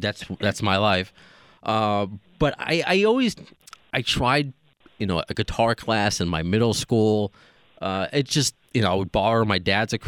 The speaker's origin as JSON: {"language": "English", "area": "Long Island", "region": "New York", "country": "United States", "tie": "born or raised there", "also_born_or_lived": "Cape Cod / Poughkeepsie", "lives_now": "New York City, United States", "said": "growing up on Long Island and especially close to New York City"}